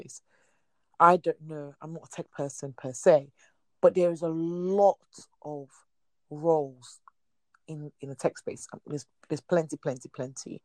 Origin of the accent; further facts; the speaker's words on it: Nigeria; I'm Nigerian